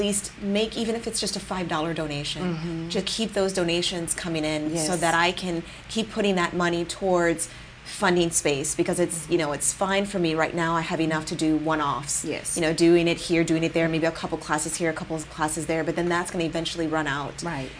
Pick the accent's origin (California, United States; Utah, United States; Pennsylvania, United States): California, United States; I have been born and raised in the Bay Area, I don't have a large foundation footprint here